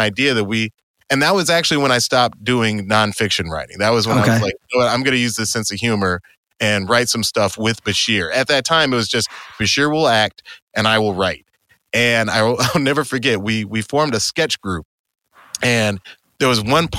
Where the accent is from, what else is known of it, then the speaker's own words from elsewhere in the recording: Atlanta, Georgia, United States; moved away as an adult; now in Los Angeles, United States; I grew up in Atlanta